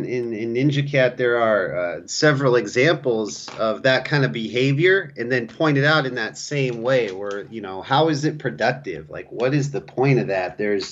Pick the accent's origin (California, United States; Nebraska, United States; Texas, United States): California, United States; also born or lived in North Dakota; When you come in talking about I'm from California, they will judge you harshly in North Dakota for that.